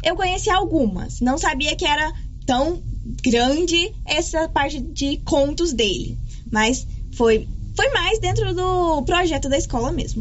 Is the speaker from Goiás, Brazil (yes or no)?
yes; Goiás, Brazil; also born or lived in Gameleira; eu sou goiana